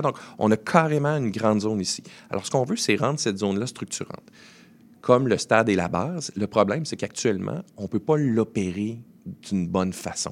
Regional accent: Saguenay, Quebec, Canada; now in Montreal, Canada; je suis originaire du Saguenay

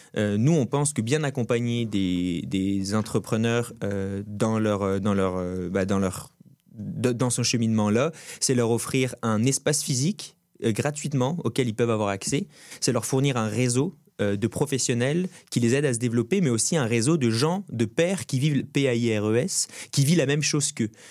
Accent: Brittany, France; moved away as an adult; now in Montreal, Canada; Je suis breton, un petit pays à l'ouest de la France. je suis fièrement breton. Je passais les 20 premières années de ma vie au bord de la mer

